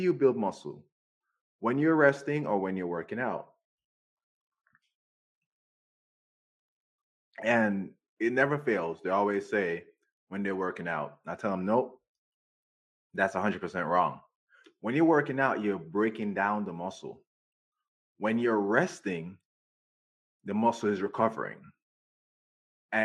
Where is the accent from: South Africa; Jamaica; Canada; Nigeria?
Jamaica; moved away; I grew up in Jamaica